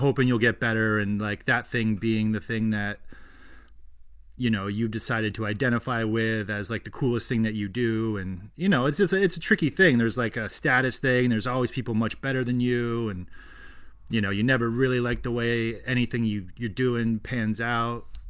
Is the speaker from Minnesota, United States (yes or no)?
no; Colchester, Vermont, United States; I grew up in Colchester, which is near Burlington.